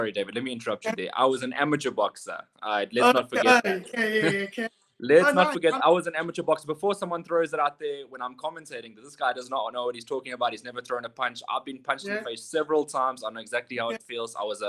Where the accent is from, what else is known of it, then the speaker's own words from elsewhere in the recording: Johannesburg, Gauteng, South Africa; also born or lived in Durban, KwaZulu-Natal; I'm actually from KwaZulu-Natal in Durban, then grew up for a great portion of my life in Johannesburg. And I attended Jeppe High School for Boys.